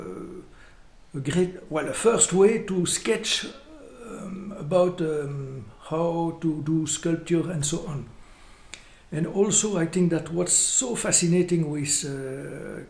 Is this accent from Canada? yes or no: no; Brussels, Brussels-Capital Region, Belgium; English is a second language; also born or lived in Cincinnati; I was born in Brussels, and I spent all my life in the south of Brussels.